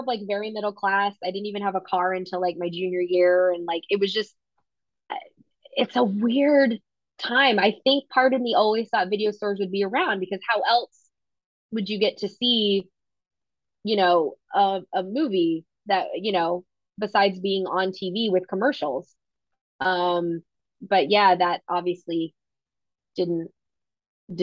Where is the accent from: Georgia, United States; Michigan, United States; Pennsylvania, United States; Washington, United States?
Georgia, United States; Atlanta; I grew up in Atlanta